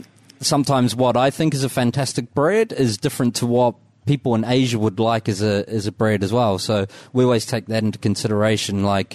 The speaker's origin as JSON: {"language": "English", "town": "Dunedin", "region": "Otago", "country": "New Zealand"}